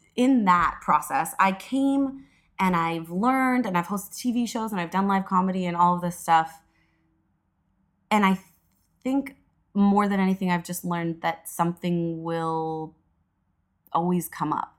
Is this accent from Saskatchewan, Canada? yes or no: no; Edmonton, Alberta, Canada; moved away as an adult; now in Toronto, Canada; I was born and raised in Edmonton, Alberta